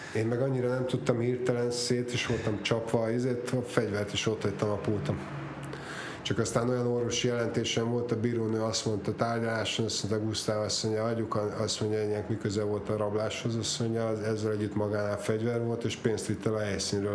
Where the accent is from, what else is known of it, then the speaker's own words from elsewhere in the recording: Budapest, Hungary; Budán születtünk, a Fönto János hegyen.